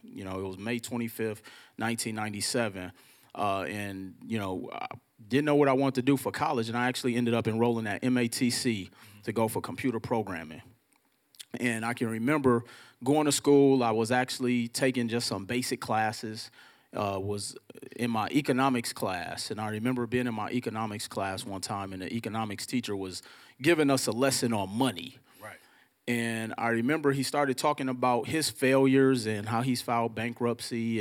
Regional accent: Milwaukee, Wisconsin, United States; I'm from Milwaukee, Wisconsin, and growing up in Milwaukee

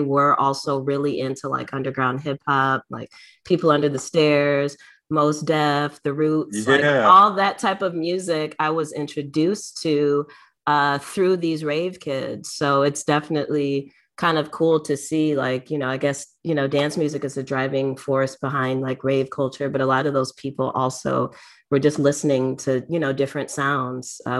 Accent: Detroit, Michigan, United States; growing up in Detroit

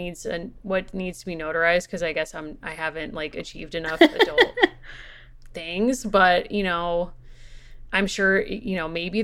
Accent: Connecticut, United States; We're from Connecticut

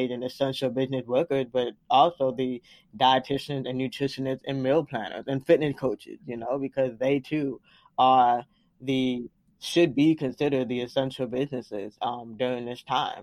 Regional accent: Florida, United States; moved away; also born or lived in Washington, D.C. / Atlanta, Georgia; I was the only one born in Florida, technically, my roots are in Atlanta

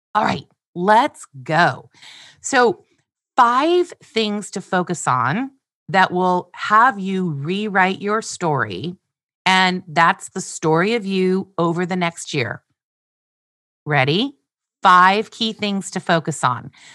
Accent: Glendale, California, United States; I was born on March first, nineteen sixty-seven, in Glendale, California. I was adopted, raised, and loved by Andy and Glenna

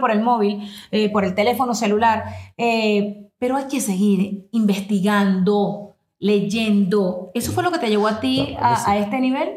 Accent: Venezuela; moved away as an adult; now in United States; yo vengo de Venezuela, yo tengo 22 años siendo inmigrante en los Estados Unidos

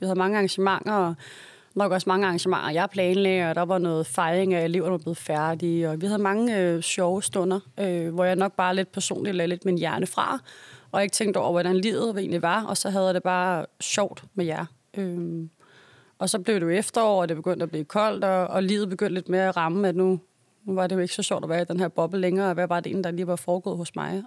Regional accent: Copenhagen, Capital Region of Denmark, Denmark

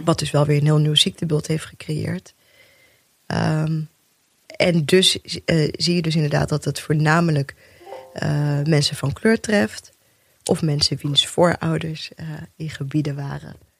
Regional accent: Rotterdam, South Holland, Netherlands; also born or lived in Bijlmer, Amsterdam; Eerste twee jaar in de Belmer gewoond. Daarna in Rotterdam opgegroeid.

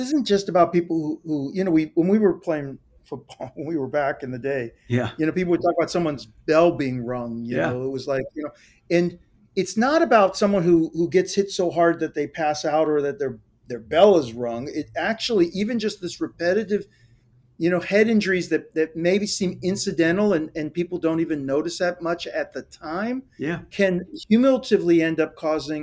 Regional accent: Ohio, United States; I grew up in Ohio.

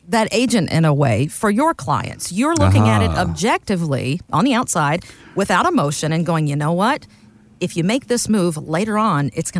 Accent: the American South, United States; I'm a Braves fan. I'm a Southerner.

